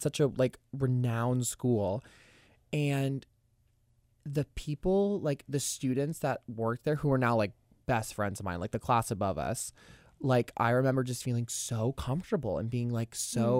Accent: Tallahassee, Florida, United States; Well, I have a really close connection to Florida State since I'm from Tallahassee.

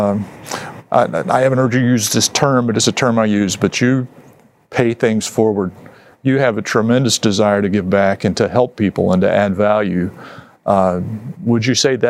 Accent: West Virginia, United States; I was a kid, I grew up in West Virginia

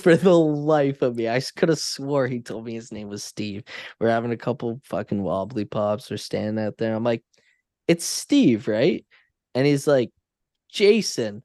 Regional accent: Canada; I'm Canadian

